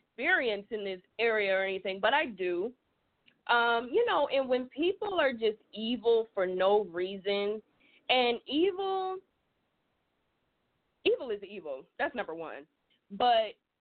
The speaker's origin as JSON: {"language": "English", "region": "South Georgia", "country": "United States", "said": "I'm from the South. I'm a down South Georgia girl."}